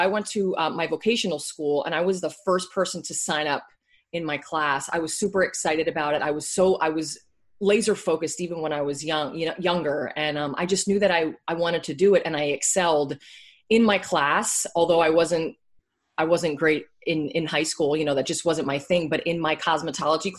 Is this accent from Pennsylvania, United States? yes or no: yes; Bethlehem, Pennsylvania, United States; moved away as an adult; also born or lived in West Palm Beach, Florida / Allentown, Pennsylvania; I grew up in Bethlehem, Pennsylvania. That's where I'm from